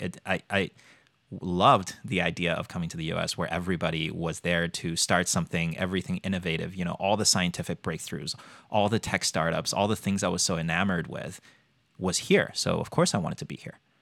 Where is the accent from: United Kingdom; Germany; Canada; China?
China; moved away as an adult; now in United States; Born and raised in China, came here for college